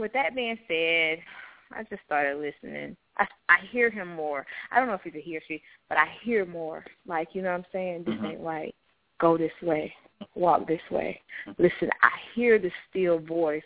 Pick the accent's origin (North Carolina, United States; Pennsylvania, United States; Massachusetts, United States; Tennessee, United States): North Carolina, United States; Laurinburg; I was born in Laurinburg, North Carolina